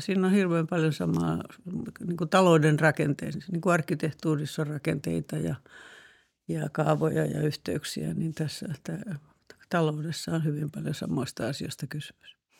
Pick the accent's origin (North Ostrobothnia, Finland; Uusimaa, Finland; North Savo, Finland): Uusimaa, Finland; Karkkila; oli lukiossa mun kanssa Karkkilassa – kun on maalta kotoisin se Karkkilan ympäristö